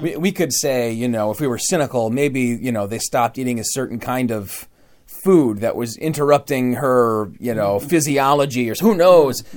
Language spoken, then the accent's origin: English; Michigan, Midwest, United States; accent: Midwest; a word that I say as a Midwesterner in a strange way